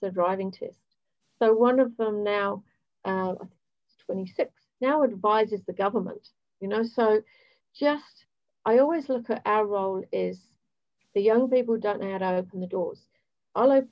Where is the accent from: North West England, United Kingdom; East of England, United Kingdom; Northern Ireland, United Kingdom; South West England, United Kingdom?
East of England, United Kingdom; Hemel Hempstead; moved away as an adult; also born or lived in Ealing / Bournemouth; now in New Zealand; I was born in Ealing, grew up in Hemel Hempstead, which is just outside of London.